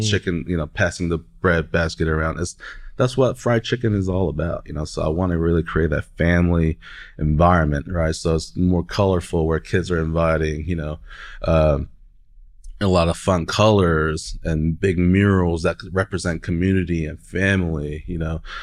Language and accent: English; Oklahoma City, Oklahoma, United States; I'm from Oklahoma City, down the street from the Stockyards